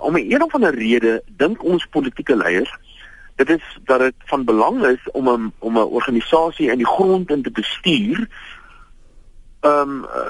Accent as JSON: {"language": "Afrikaans", "country": "South Africa", "said": "ons as Suid-Afrikaners"}